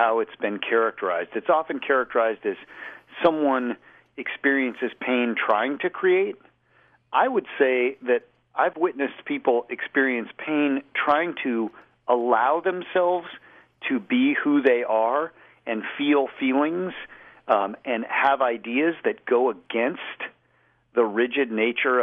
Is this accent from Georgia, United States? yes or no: no; Boulder, Colorado, United States; I grew up in Boulder, small town